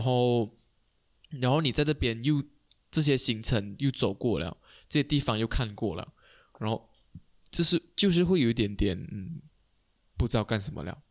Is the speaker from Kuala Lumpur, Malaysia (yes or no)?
no; Kuching, Sarawak, Malaysia; 我们是古晋长大的，古晋人有个困扰，就是我啦，身为古晋人